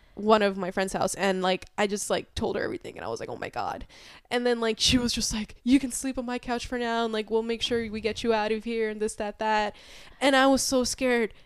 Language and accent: English; New York City, New York, United States; moved away as an adult; now in Albany, United States; originally from Queens, New York, and I moved up to Albany back in twenty seventeen